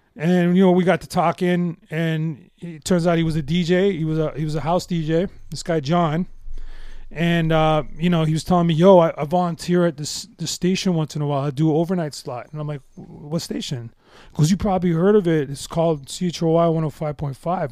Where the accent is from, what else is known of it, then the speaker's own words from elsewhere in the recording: Toronto, Ontario, Canada; I grew up in the West End, um, in, uh, uh, this Metro Housing project called, uh, Scarlet Wood Courts.